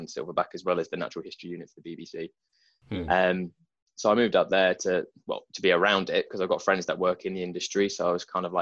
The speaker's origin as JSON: {"language": "English", "town": "Broxbourne", "region": "East of England", "country": "United Kingdom", "tie": "born or raised there", "also_born_or_lived": "Nazeing, Essex", "said": "I went to school in Hertfordshire, not the posh bit, but sort of went to school in Broxbourne, sort of grew up"}